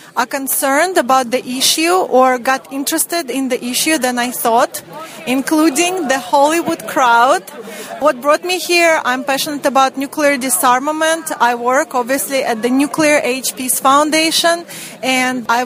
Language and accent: English; Russia; moved away; I'm originally from Russia